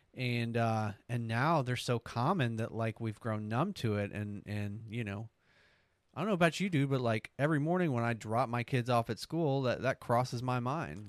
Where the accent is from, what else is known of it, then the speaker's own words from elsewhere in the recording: the South, United States; accent: southern; I feel like my southern accent um, really comes out if I've been drinking.